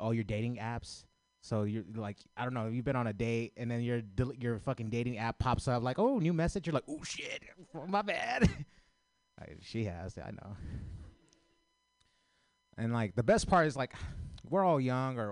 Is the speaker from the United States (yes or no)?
yes; San Francisco, California, United States; I grew up in the city